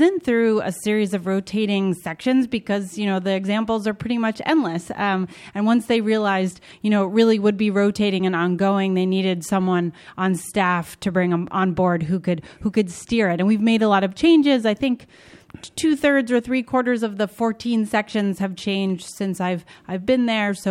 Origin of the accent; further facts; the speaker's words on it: Boston, Massachusetts, United States; moved away as an adult; now in New York City, United States; I grew up in Boston